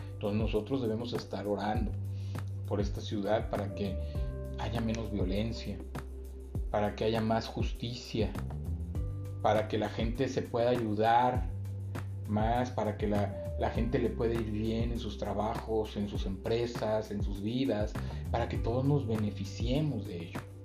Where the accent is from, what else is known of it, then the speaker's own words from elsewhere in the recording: Mexico City, Mexico; moved away as an adult; now in Guadalajara, Mexico; yo no soy de, de De aquí de Guadalajara, yo soy de la Ciudad de México.